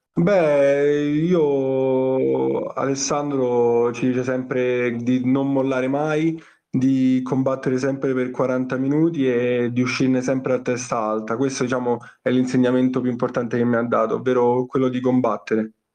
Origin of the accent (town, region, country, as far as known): Rome, Lazio, Italy; born or raised there